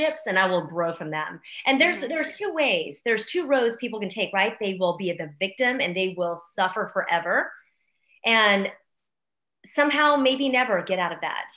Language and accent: English; Houston, Texas, United States; moved away as an adult; my hometown of Houston. I mean, I grew up here. This is my city.